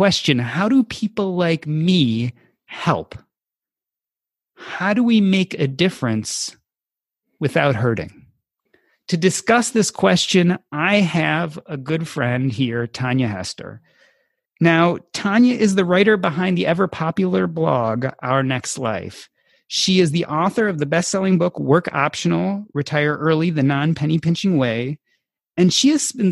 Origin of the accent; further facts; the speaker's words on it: Evanston, Illinois, United States; Growing up in Evanston